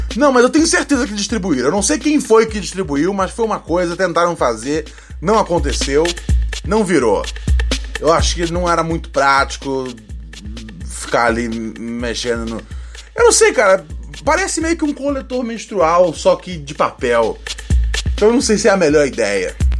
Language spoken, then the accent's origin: Portuguese; Rio de Janeiro, Brazil; moved away as an adult; eu sou o carioca menos carioca de todos, né? Porque eu já saí do Rio já tem já. Puta, oito anos já